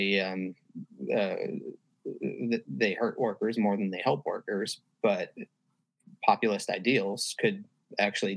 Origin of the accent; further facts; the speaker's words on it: Connecticut, United States; now in Virginia, United States; I'm from Connecticut.